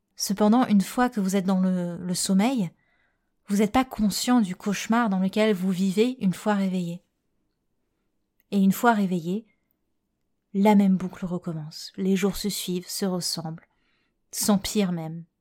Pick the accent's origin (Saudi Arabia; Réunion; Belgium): Réunion; je suis réunionnaise